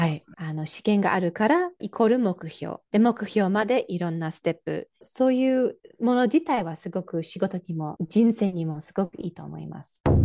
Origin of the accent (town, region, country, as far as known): Michigan, United States; born or raised there; Japanese is a second language